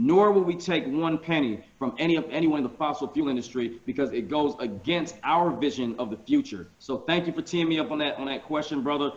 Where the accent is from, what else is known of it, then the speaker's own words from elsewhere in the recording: Columbus, Georgia, United States; also born or lived in Atlanta, Georgia / Savannah, Georgia / Forsyth County, Georgia; I grew up in Columbus, Georgia, outside of Metro Atlanta